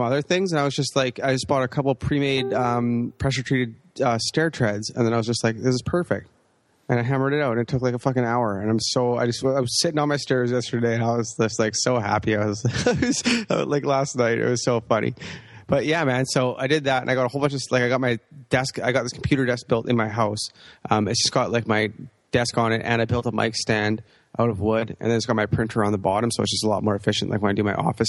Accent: Canada; we're from Canada

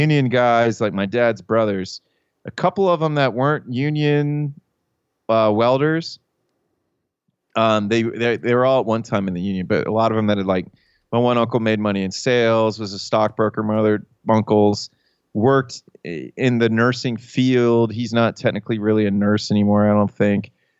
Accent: Pittsburgh, Pennsylvania, United States; I'm a different kind of hillbilly than you are, because Pittsburgh area is kind of its own thing. But we're both Appalachian.

